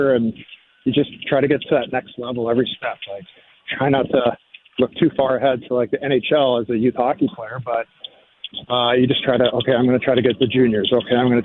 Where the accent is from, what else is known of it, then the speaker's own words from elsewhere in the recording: Portland, Oregon, United States; also born or lived in North Dakota; I'm from Portland. Moved here when I was about 7-ish